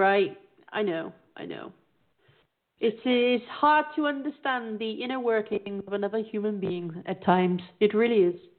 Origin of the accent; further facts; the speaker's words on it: south of England, United Kingdom; you have a lot of millionaires in my hometown